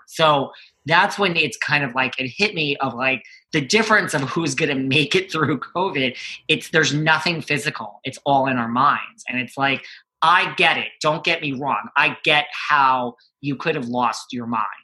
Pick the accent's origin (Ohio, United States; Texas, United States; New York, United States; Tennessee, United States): New York, United States; I'm from New York